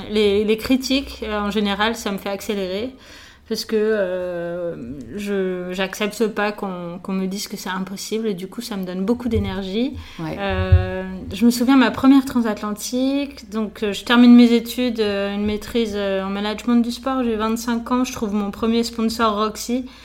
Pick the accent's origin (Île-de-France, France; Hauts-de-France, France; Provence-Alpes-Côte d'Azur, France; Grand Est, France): Provence-Alpes-Côte d'Azur, France; Nice; born or raised there; also born or lived in Paris